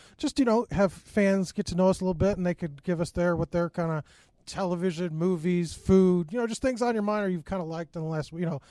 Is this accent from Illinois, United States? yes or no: yes; Chicago suburbs, Illinois, United States; moved away as an adult; also born or lived in Michigan / Auburn, Alabama; now in Roanoke, United States; I grew up in the Midwest. I'm from the Chicago suburbs originally.